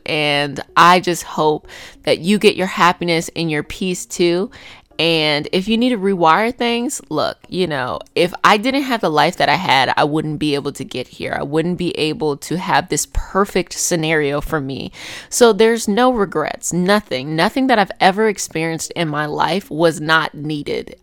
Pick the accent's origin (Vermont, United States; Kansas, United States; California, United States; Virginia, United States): Virginia, United States; Arlington; I grew up in Arlington